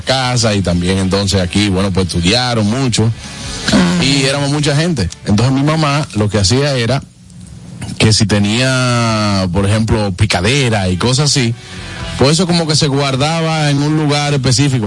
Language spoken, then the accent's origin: Spanish; Villa Tapia, Hermanas Mirabal, Dominican Republic; moved away; nosotros somos de Villa Tapia